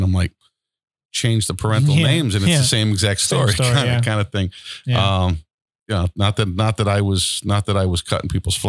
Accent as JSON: {"language": "English", "town": "Floral Park", "region": "New York", "country": "United States", "tie": "born or raised there", "also_born_or_lived": "Long Island", "moved": "yes", "said": "I grew up in Floral Park on the Queens side."}